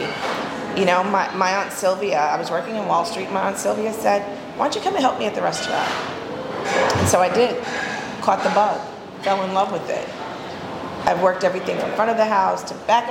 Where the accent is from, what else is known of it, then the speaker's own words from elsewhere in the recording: New York City, New York, United States; Growing up in Harlem